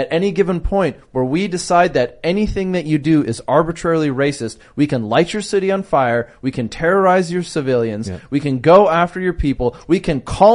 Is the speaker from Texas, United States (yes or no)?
no; Minneapolis, Minnesota, United States; I'm from Minneapolis, right? And I live in Minneapolis